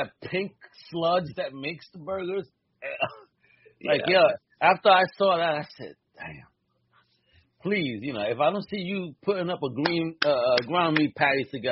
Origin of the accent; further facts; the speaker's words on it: New York, United States; I grew up in New York.